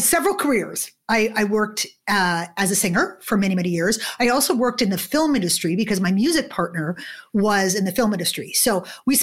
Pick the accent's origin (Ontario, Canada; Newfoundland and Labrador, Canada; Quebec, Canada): Quebec, Canada; Montreal; moved away as an adult; also born or lived in London, United Kingdom; now in Toronto, Canada; I grew up in Montreal in Canada